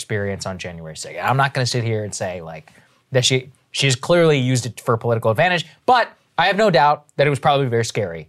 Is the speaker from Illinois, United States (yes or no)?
no; Texas, United States; I remember I came from Texas, not at the best fashion standards, moved to the East Coast, and I had a black suit.